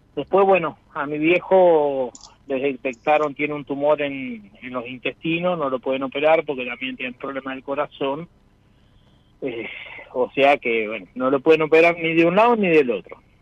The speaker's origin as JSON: {"language": "Spanish", "town": "Chivilcoy", "region": "Buenos Aires Province", "country": "Argentina", "said": "yo soy de acá de Chivilcoy también"}